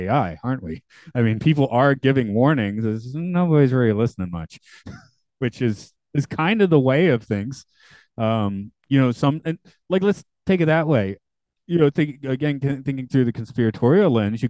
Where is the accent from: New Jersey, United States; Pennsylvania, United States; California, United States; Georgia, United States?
Georgia, United States; Atlanta; Atlanta, my hometown